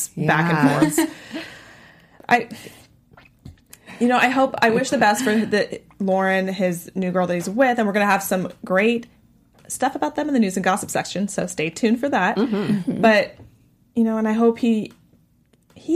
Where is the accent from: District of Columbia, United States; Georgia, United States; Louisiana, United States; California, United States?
California, United States; Northern; I'm from Northern California, and it gets very foggy up there.